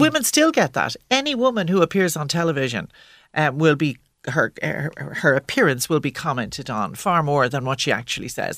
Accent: Dublin, Leinster, Ireland; growing up in Dublin in the 70s and then as a young woman in the 80s

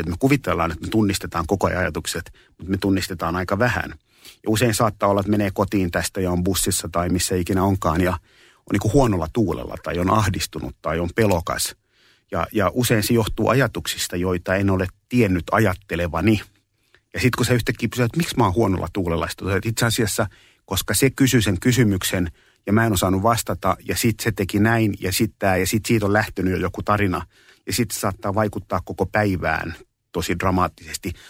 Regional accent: Espoo, Uusimaa, Finland; also born or lived in Kallio, Helsinki; Mä oon syntynyt 67, vuonna 67 Kalliossa ja mä oon asunut kuusivuotiaaksi asti Kalliossa. Ja sen jälkeen mä oon, mulla oli sen kymmenen vuoden syrjähyppy Espooseen

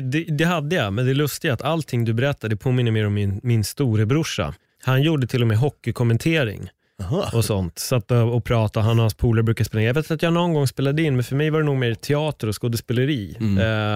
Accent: Stockholm, Stockholm County, Sweden; jag är född på SÖS

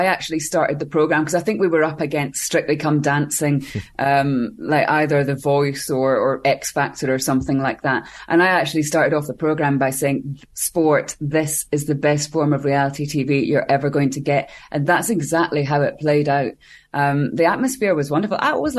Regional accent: Scotland, United Kingdom

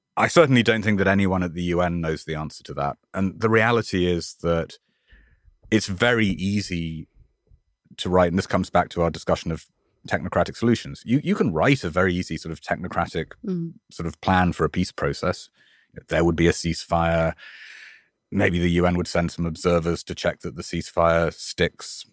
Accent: United Kingdom; now in New York, United States; my home country

